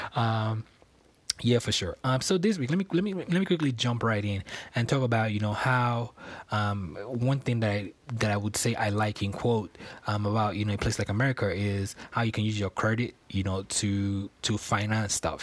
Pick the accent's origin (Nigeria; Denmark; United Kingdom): Nigeria; Lagos; moved away as an adult; now in United States; I was born on Lagos Island in Nigeria, and I was raised in a place called Ebutemeta, which I lived for a long period of time.